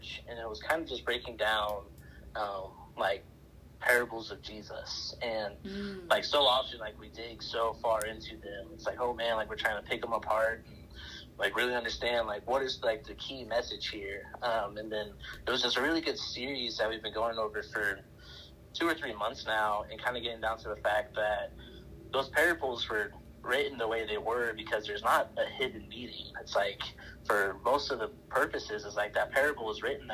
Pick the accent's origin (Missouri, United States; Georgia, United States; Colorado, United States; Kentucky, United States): Colorado, United States; Cheyenne Wells; also born or lived in Montrose, Colorado; we moved from Montrose, Colorado on the western slope to Cheyenne Wells, which is on, you know, the eastern plains